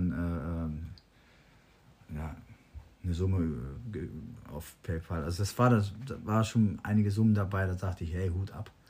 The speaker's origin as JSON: {"language": "German", "region": "Balearic Islands", "country": "Spain", "tie": "born or raised there", "said": "Das ist hier die Nordostecke Calaratiada und Calamio, das ist meine Heimat."}